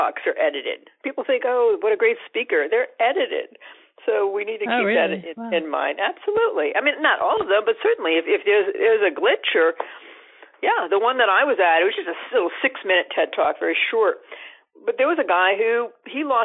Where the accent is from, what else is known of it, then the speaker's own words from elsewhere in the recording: Massachusetts, United States; my hometown here in Massachusetts